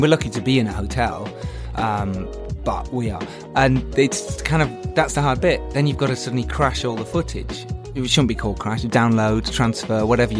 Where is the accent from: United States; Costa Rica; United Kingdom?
United Kingdom; England; We're English.